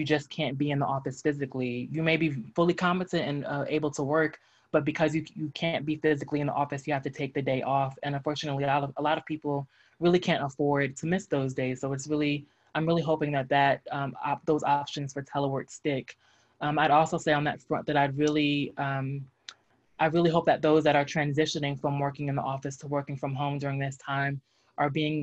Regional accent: New Jersey, United States; moved away; I'm originally from New Jersey

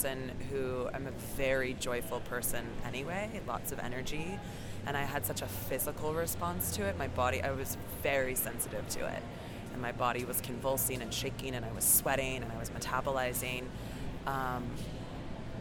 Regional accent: Colorado, United States; now in Los Angeles, United States; I'm from Colorado, but I live in Los Angeles

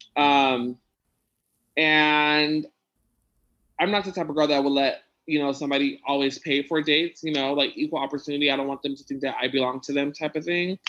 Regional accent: San Diego, California, United States; I grew up in Logan, so I know like Spanish

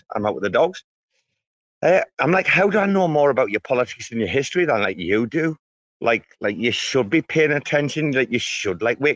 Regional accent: United Kingdom; I'm British

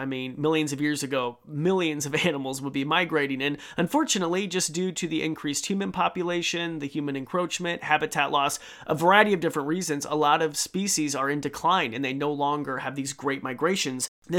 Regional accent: Nebraska, United States; I'm from Nebraska. I've never heard of this.

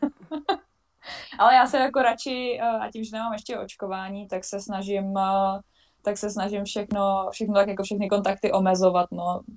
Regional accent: Vysočina Region, Czechia; moved away as an adult; now in Switzerland; jsem vlastně z Vysočiny

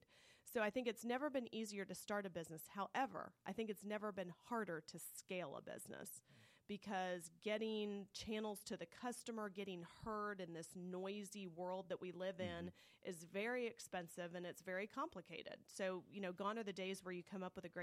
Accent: Clarkston, Georgia, United States; growing up in Clarkston, Georgia, our vacation was loading the station wagon

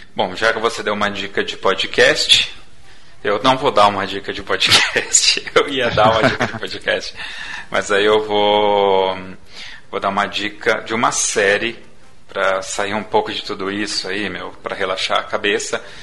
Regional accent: Brazil; Essa foi a minha visão como brasileiro, como cidadão

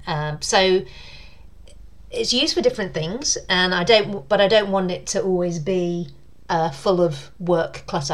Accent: Southend-on-Sea, East of England, United Kingdom; moved away; I grew up uh, in near Southend in um, Essex

